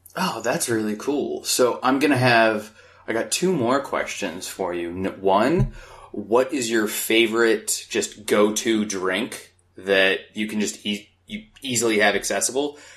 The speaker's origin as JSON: {"language": "English", "town": "Phoenix", "region": "Arizona", "country": "United States", "tie": "born or raised there", "moved": "as an adult", "lives_now": "Los Angeles, United States", "said": "I grew up in Phoenix, Arizona"}